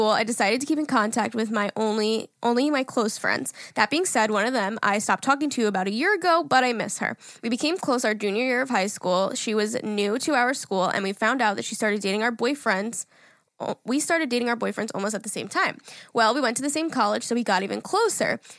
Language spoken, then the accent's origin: English; California, United States